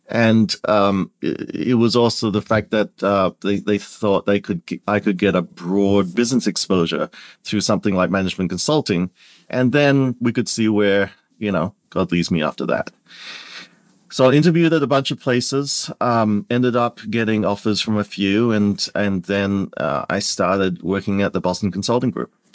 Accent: Perth, Western Australia, Australia; moved away as an adult; also born or lived in Kuala Lumpur, Malaysia; now in United States; my family immigrated out very early when I was, uh, less than two years old, um, to Perth, Western Australia. And I grew up there

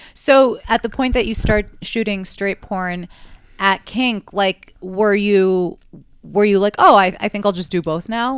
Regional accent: New York City, New York, United States; growing up in New York

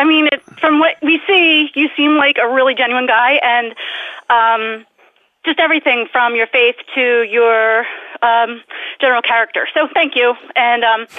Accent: New Jersey, United States; I'm from New Jersey.

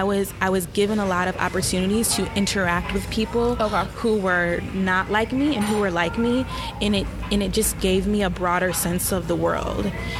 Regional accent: Williamsville, New York, United States; also born or lived in Long Beach, California; I didn't actually grow up in the city of Buffalo. I grew up in a suburb right outside, like 10 minutes away, called Williamsville.

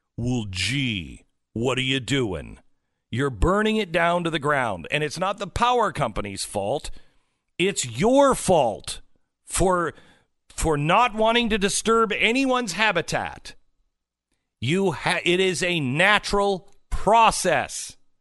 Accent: West Coast, United States; moved away; I grew up on the West Coast

